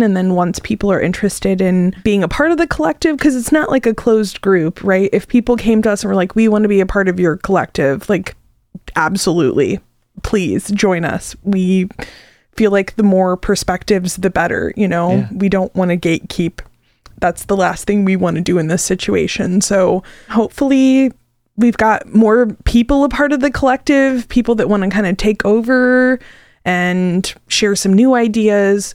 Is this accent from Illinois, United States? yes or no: yes; Arcola, Illinois, United States; moved away as an adult; now in Champaign-Urbana, United States; I moved back to the area from my hometown of Arcola